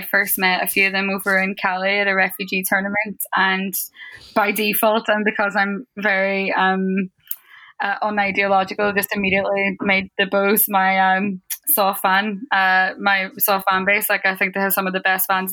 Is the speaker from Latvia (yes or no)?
no; Derry, Northern Ireland, United Kingdom; moved away as an adult; also born or lived in Donegal / Liverpool; now in London, United Kingdom; It's not a word that I grew up with in Derry